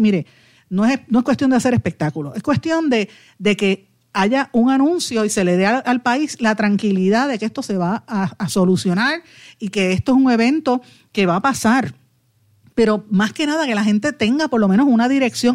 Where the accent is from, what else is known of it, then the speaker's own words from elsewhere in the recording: Guaynabo, Puerto Rico; yo soy de Guainabo